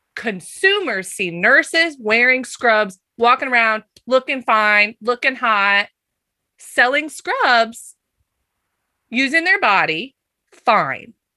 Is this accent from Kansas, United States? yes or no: yes; Kansas, United States; I grew up in Kansas